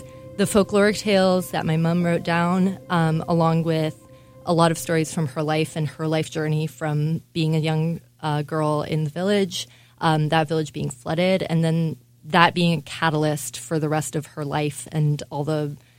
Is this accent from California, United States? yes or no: yes; Los Angeles, California, United States; also born or lived in Cairo, Egypt; now in Milwaukee, United States; I grew up partially in Los Angeles, California, and partially in Cairo, Egypt. And I came here 3 years ago originally to work at Milwaukee Repertory Theater